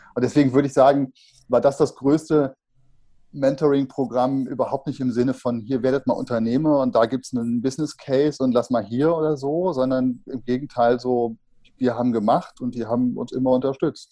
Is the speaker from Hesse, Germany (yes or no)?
no; Bergisches Land, 30 km outside Cologne, North Rhine-Westphalia, Germany; 30 Kilometer außerhalb von Köln, sind wir groß geworden im Bergischen Land